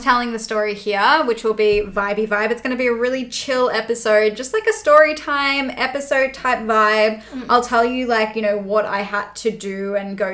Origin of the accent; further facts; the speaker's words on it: Australia; we're Australian